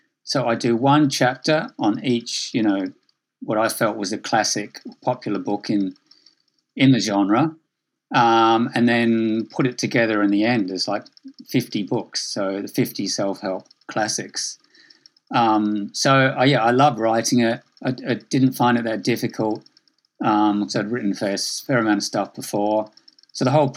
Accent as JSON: {"language": "English", "town": "Adelaide", "region": "South Australia", "country": "Australia", "tie": "born or raised there", "also_born_or_lived": "Sydney", "said": "I grew up in Australia from Adelaide, then I moved to Sydney."}